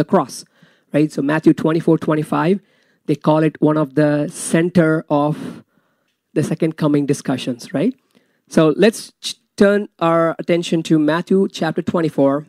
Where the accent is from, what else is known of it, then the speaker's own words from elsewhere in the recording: India; moved away; I'm from India